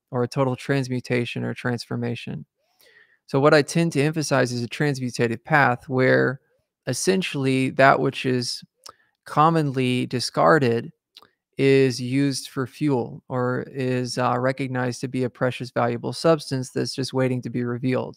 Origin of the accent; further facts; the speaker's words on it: the South, United States; I was raised in the South, so, uh, I was raised around Christianity and, and so, right here in the, in the Bible Belt, as they call it